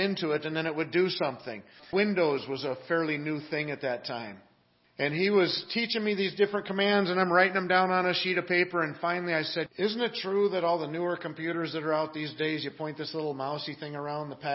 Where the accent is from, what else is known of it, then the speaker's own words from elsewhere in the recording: Seattle, Washington, United States; moved away as an adult; also born or lived in Manassas, Virginia; I grew up in the Pacific Northwest